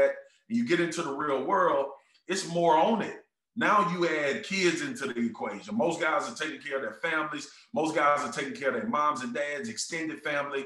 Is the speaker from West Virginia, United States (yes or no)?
no; Baton Rouge, Louisiana, United States; I'm from South Baton Rouge. We don't make it out of here.